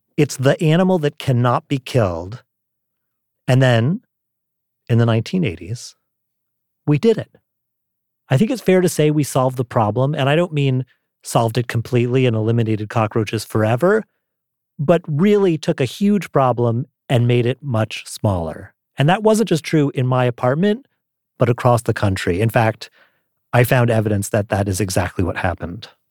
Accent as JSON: {"language": "English", "town": "New York City", "region": "New York", "country": "United States", "tie": "born or raised there", "said": "I grew up in New York City"}